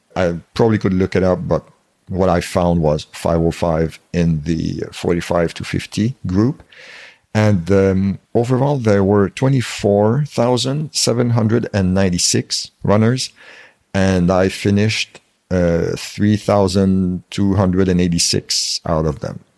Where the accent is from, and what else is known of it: Canada